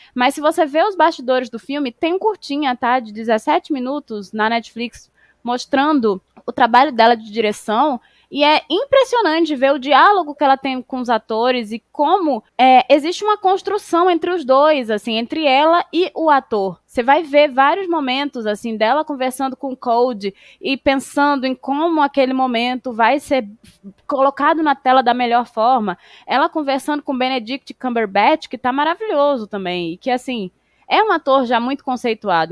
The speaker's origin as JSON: {"language": "Portuguese", "country": "Brazil"}